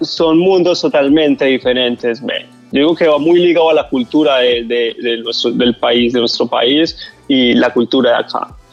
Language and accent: Spanish; Medellín, Antioquia, Colombia; moved away as an adult; now in Miami, United States; Yo soy de Colombia, de la ciudad de Medellín. Resido aquí en Estados Unidos aproximadamente de como ocho años